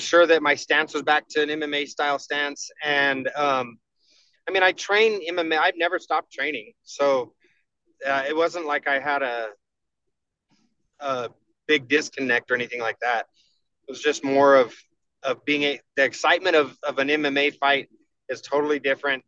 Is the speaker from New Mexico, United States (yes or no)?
yes; New Mexico, United States; my home state